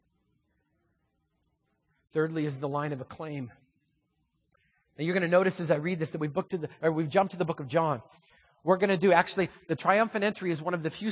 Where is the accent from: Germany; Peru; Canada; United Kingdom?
Canada; Manitoba; moved away as an adult; now in Lynden, United States; I grew up in Manitoba